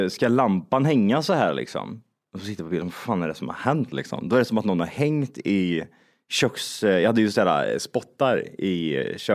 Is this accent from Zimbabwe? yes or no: yes; Zimbabwe; jag är från Zimbabwe och min kompis är från eh, Kirgizistan.